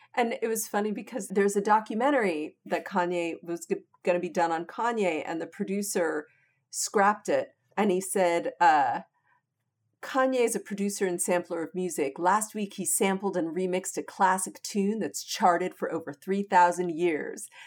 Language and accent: English; San Diego, California, United States; now in Los Angeles, United States; we grew up in San Diego in a place where I think we felt post-racial as Jews